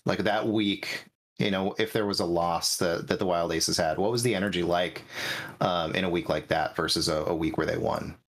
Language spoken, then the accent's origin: English; Northern California, United States; I'm the true Northern California. I mean, I'm an I'm an hour away from the Oregon border.